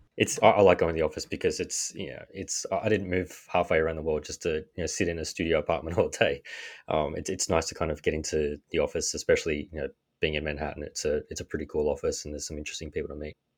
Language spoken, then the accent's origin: English; Australia; accent: Australian; moved away as an adult; now in New York, United States; As you can tell from my accent, I am Australian.